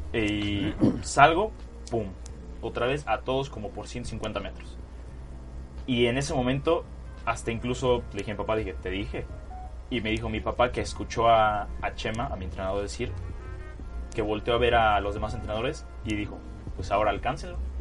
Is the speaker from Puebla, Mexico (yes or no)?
yes; Puebla, Mexico; also born or lived in Culiacán, Sinaloa; yo nací en Culiacán, Sinaloa. Este, estuve ahí aproximadamente tres años y después, bueno, me vine a Puebla por cuestiones del trabajo de mi papá y es donde he recibido la mayor parte de, pues, de mi vida